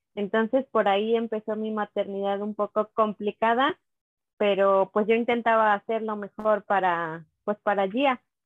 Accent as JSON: {"language": "Spanish", "town": "Teocelo", "region": "Veracruz", "country": "Mexico", "said": "yo soy de Teocelo, Veracruz, es un pueblito"}